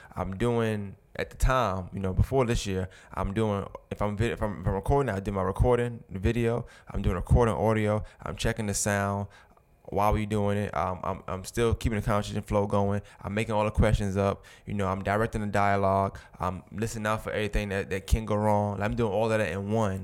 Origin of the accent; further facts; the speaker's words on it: New York City, New York, United States; now in Augusta, United States; I'm from New York originally